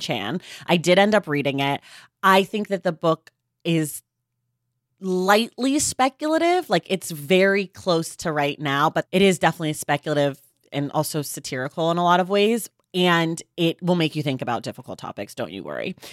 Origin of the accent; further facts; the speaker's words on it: California, United States; I'm a Californian